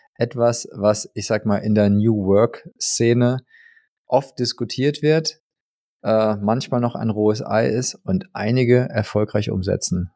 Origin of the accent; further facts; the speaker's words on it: Germany; bei uns in Deutschland